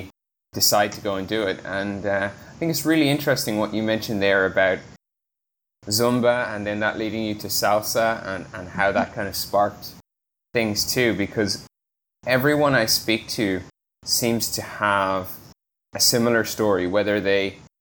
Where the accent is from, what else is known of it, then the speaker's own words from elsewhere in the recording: Ireland; growing up in Europe, I grew up in Ireland